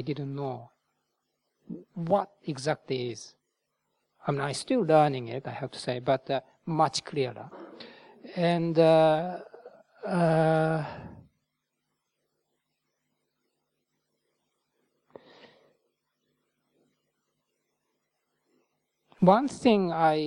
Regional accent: Japan; moved away as an adult; also born or lived in India; now in United Kingdom; Buddhism is not totally foreign to me because I was born in Japan

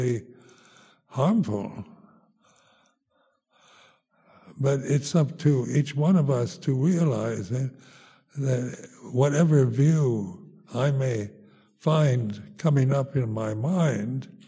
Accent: United States; moved away as an adult; also born or lived in Thailand; now in England, United Kingdom; being American, you're kind of brought up this idea of being self-sufficient

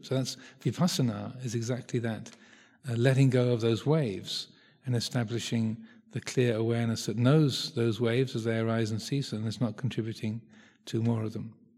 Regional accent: South East England, United Kingdom; I grew up in Southeast England

